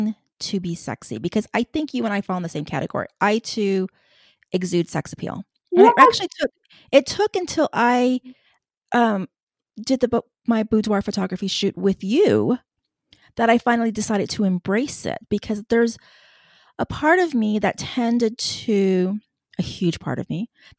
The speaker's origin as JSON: {"language": "English", "region": "Texas", "country": "United States", "said": "I'm from Texas"}